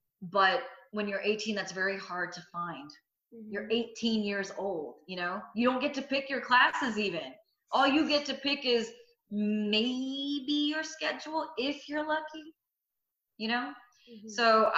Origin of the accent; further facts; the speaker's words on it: India; But I'm Indian. And being a journalist in the Indian community is not viable, right?